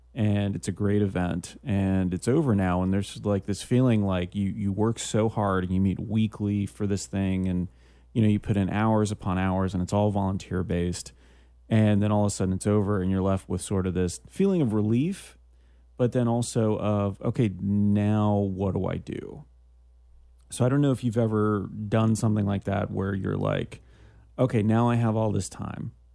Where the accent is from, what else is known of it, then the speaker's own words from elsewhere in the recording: Canada; I'm from Canada